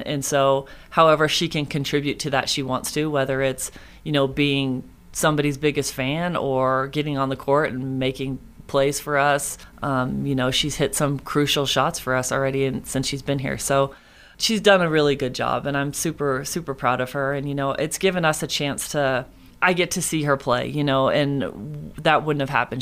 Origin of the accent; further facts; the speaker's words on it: Moraga, California, United States; moved away as an adult; I grew up in Moraga, California, and I lived there until I moved out here